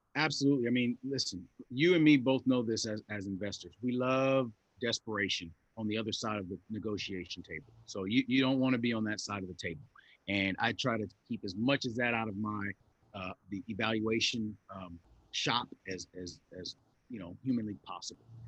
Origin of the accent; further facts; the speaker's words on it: Los Angeles, California, United States; I grew up in South Los Angeles in the '80s